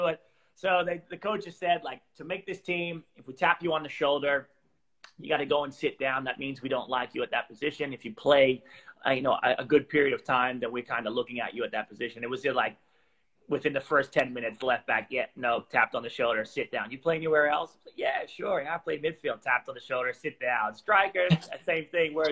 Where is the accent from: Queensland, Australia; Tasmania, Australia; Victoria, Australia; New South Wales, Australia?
Queensland, Australia; Gatton; moved away; also born or lived in United States / Portugal; Yeah, so born in the States. And then I grew up in Australia mainly. When I was younger, and I grew up actually in kind of like a rural area of Australia called Gatton in Queensland